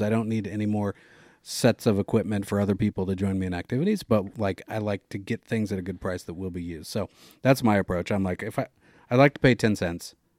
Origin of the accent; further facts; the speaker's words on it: Oregon, United States; born or raised there